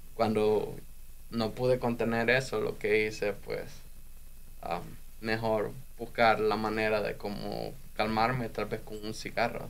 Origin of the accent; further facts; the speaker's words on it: El Salvador; moved away as an adult; now in United States; yo me quedé en El Salvador